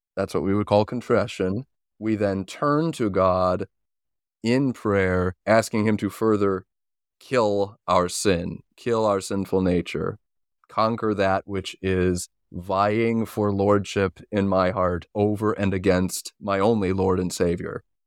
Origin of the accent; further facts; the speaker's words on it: Chicago, Illinois, United States; now in Corcoran, United States; I grew up in the suburbs of Chicago